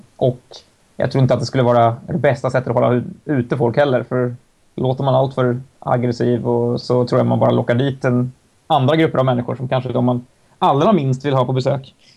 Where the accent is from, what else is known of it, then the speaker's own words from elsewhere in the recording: Stockholm, Stockholm County, Sweden; för mig som stockholmare